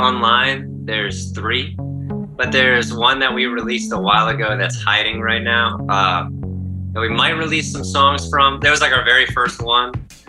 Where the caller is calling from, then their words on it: Charlotte, North Carolina, United States; We're the Cosmic Collective, and we're calling from Charlotte, North Carolina.